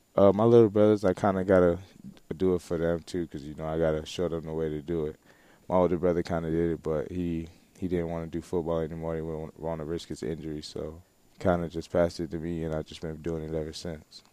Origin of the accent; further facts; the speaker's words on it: Broward County, Florida, United States; I grew up in Broward County, Florida